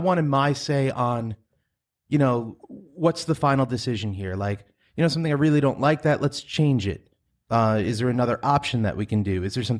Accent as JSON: {"language": "English", "town": "Farmingdale", "region": "New York", "country": "United States", "tie": "born or raised there", "also_born_or_lived": "Massapequa / Huntington / Patchogue", "said": "I grew up in Farmingdale, lived over in Massapequa, then Huntington, then Patchogue. And now I'm back here in Farmingdale."}